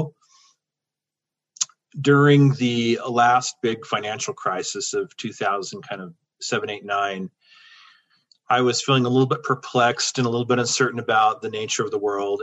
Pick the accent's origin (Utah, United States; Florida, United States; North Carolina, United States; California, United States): Utah, United States; born and raised in Utah